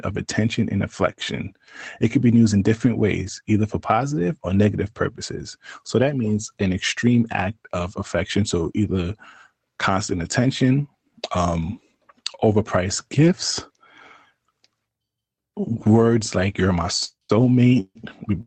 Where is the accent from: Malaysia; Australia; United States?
United States; New York; maybe I'm from New York